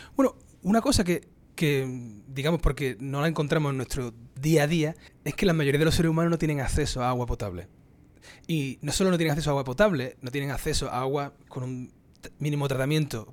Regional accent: Cádiz, Andalusia, Spain; moved away as an adult; also born or lived in Granada, Spain / Cork, Ireland / New Hampshire, United States / Florida, United States; now in United States; yo, soy andaluz, yo nací en su majestad Cádiz

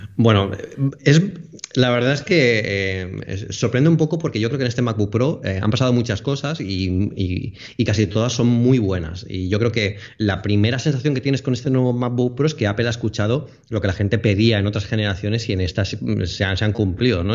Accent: Alicante, Valencian Community, Spain; soy de Alicante

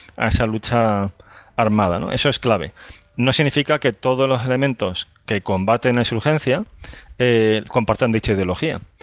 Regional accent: Andalusia, Spain; yo soy de Andalucía

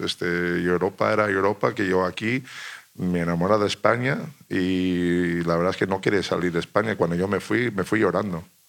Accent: United States; moved away as an adult; also born or lived in Italy / Spain; estás aquí, estás en otro país, eres americano

